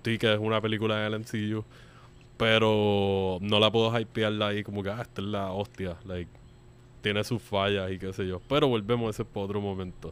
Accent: Puerto Rico; nosotros no somos de Estados Unidos, aunque somos un territorio una colonia estadounidense

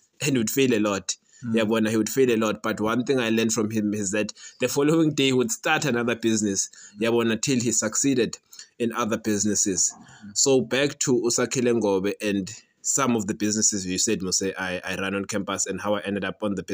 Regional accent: township outside Nelspruit, Mpumalanga, South Africa; I was born, bred and battered in Kuhlu Township, which is a small township outside Nelspruit in Mpumalanga

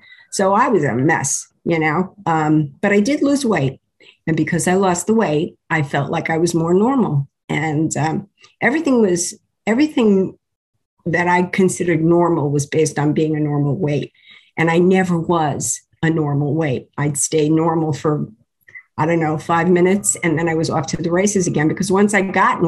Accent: New York City, New York, United States; I was born in New York City. I was born in the Bronx

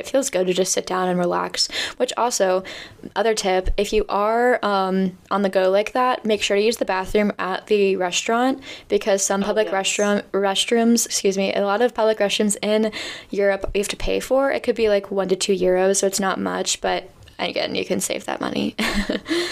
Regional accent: United States; as an American

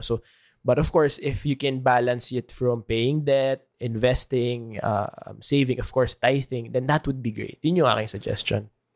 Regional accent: Philippines; ating Filipinos

